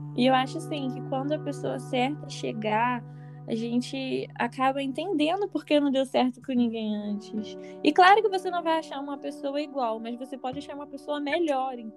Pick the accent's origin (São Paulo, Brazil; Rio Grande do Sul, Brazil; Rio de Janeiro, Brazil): Rio de Janeiro, Brazil; Nova Iguaçu; sou aqui de Nova Iguaçu